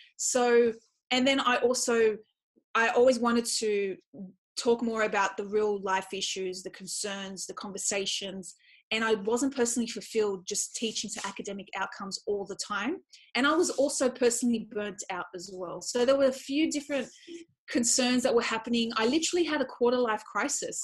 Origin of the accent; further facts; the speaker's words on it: Australia; I was born in Australia, but I come from a Middle Eastern culture